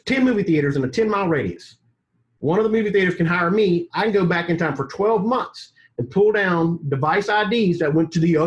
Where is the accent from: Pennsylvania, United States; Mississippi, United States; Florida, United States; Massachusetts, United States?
Mississippi, United States; now in Atlanta, United States; I was raised in Mississippi